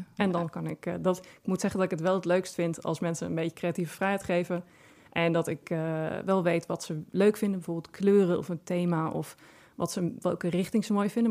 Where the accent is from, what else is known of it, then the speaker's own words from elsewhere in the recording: Friesland, Netherlands; ik kom uit Friesland. En in Friesland hadden wij heel veel appelbomen in de tuin staan